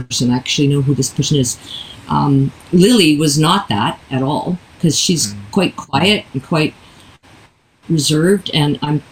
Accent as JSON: {"language": "English", "country": "Canada", "tie": "born or raised there", "also_born_or_lived": "St. John's, Newfoundland and Labrador", "said": "I'm Canadian and was born in Canada"}